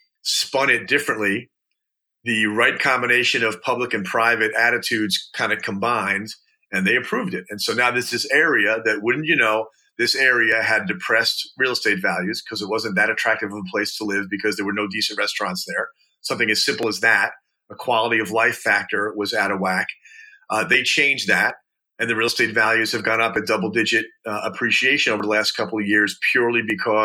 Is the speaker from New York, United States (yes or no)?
yes; New York, United States; I grew up in New York.